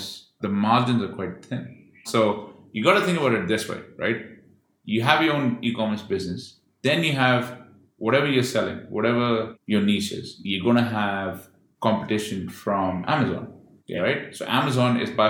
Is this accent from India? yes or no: yes; India; I'm Indian